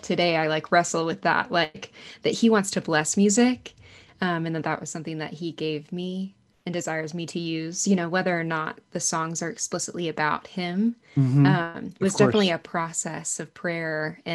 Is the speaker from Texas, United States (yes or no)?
yes; Arlington, Texas, United States; I grew up in Arlington, Texas, so right outside of Dallas